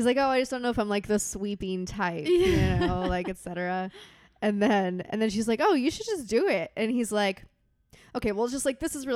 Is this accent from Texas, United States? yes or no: yes; Texas, United States; I grew up in Texas